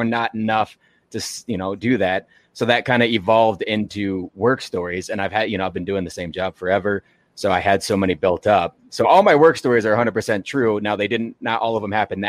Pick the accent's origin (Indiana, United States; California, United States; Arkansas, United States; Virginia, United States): Arkansas, United States; I'm from Arkansas